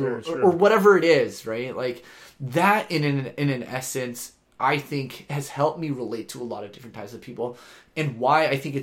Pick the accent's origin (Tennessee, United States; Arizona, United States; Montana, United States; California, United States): California, United States; Southern; growing up in Southern California